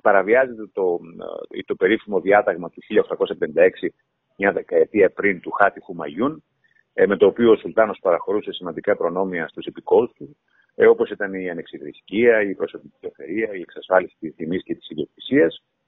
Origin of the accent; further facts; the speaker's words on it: Chania, Crete, Greece; είμαι χανιώτης